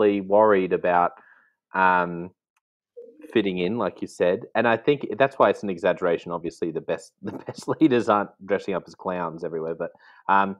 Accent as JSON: {"language": "English", "country": "Australia", "said": "as an Australian"}